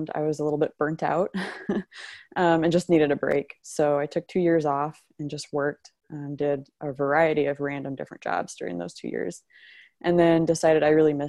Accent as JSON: {"language": "English", "region": "Southwest Iowa", "country": "United States", "tie": "born or raised there", "said": "I grew up in Southwest Iowa"}